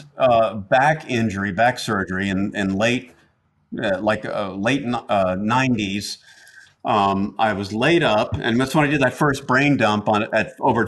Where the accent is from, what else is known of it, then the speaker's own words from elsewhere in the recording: Atlanta, Georgia, United States; accent: Southern; I grew up in Atlanta